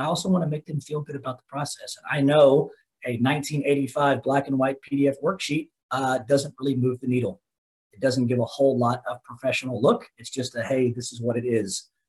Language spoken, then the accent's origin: English; Dallas, Texas, United States; also born or lived in Lubbock, Texas; Right now, I'm in Lubbock. I have another branch up here, but born and raised in Dallas.